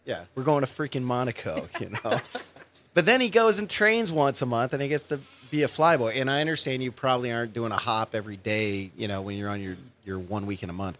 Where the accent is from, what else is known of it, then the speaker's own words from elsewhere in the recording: San Francisco Bay Area, California, United States; now in Long Beach, United States; I'm from the Bay Area